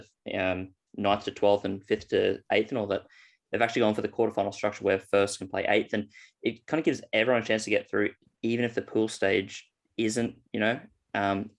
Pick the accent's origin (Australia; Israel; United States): Australia; Queensland; as a Queenslander